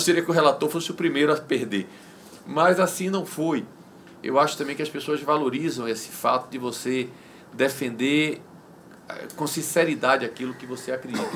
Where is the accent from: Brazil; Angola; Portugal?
Brazil; Guanambi, Bahia; also born or lived in Salvador; Eu sou nordestino, eu sou baiano